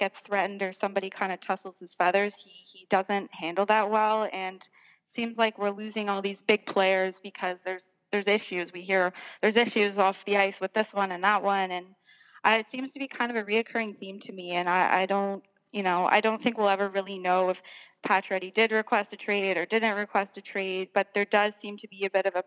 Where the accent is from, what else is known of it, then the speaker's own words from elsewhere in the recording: Toronto, Ontario, Canada; also born or lived in Montreal; I am born in Montreal, although I was raised in Toronto